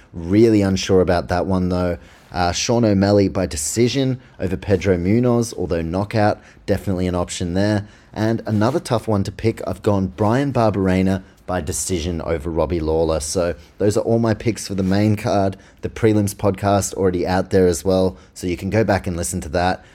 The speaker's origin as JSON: {"language": "English", "region": "Auckland", "country": "New Zealand", "said": "I'm from Auckland, New Zealand"}